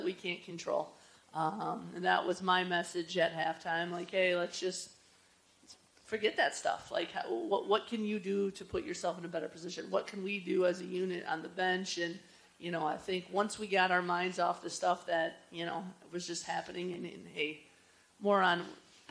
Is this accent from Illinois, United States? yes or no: yes; Joliet, Illinois, United States; my hometown, Joliet. You know, I grew up